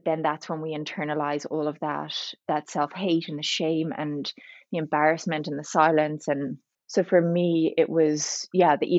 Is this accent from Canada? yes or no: no; Ireland; also born or lived in Dublin; So I'm Irish. I live in Dublin.